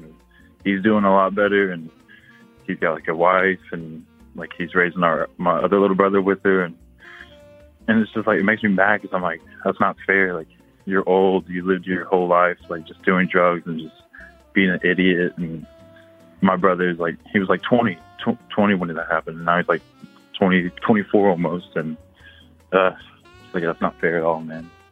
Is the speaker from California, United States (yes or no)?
no; Oklahoma, United States; we're Native American, like in Oklahoma